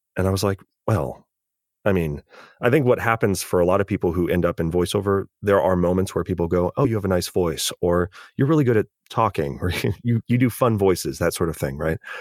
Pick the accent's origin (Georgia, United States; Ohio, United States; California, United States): California, United States; as a Californian